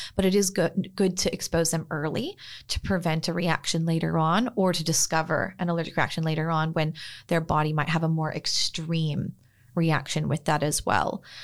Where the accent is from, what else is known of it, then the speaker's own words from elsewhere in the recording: Northern California, United States; moved away as an adult; also born or lived in Sydney, Australia; now in Freshwater, Australia; I was born and raised in Northern California, but have been, uh, practicing and living in Australia for the last few years